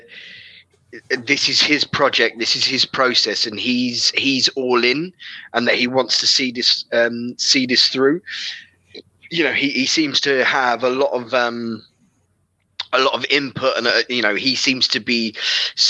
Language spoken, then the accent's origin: English; London, United Kingdom; I'm from West London. I grew up in West London